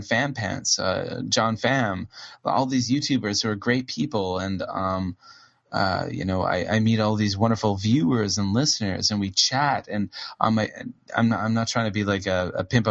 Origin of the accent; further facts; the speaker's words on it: Canada; moved away as an adult; also born or lived in Seoul, South Korea / Busan, South Korea; now in Kobe, Japan; I'm from Canada.